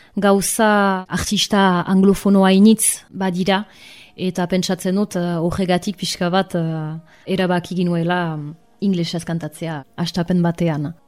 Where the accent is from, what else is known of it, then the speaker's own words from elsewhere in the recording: Arbonne, Nouvelle-Aquitaine, France; also born or lived in Bayonne; Arbonakoa naiz diatoriz, bai honan sortua